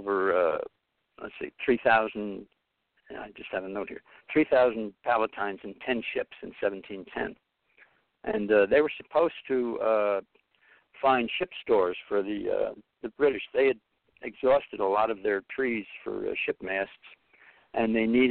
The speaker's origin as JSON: {"language": "English", "town": "Lake Carmel", "region": "New York", "country": "United States", "tie": "born or raised there", "also_born_or_lived": "Bronx, New York City", "said": "I was born in the Bronx and raised in Lake Carmel, which is Putnam County, New York"}